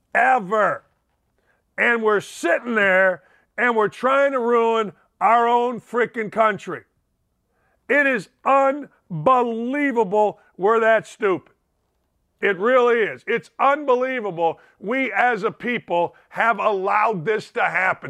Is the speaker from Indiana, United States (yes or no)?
yes; Gary, Indiana, United States; I'm from Gary, Indiana, murder capital of the United States